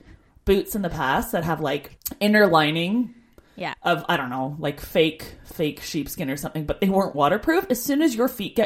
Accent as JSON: {"language": "English", "country": "Canada", "moved": "as an adult"}